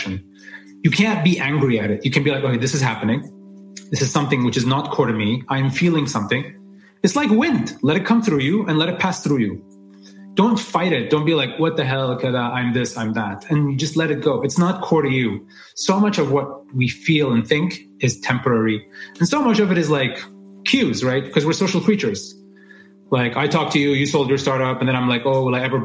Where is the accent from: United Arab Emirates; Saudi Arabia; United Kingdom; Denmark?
United Arab Emirates; Dubai; moved away as an adult; also born or lived in New York; So I grew up in Dubai as this Emirati guy who speaks good English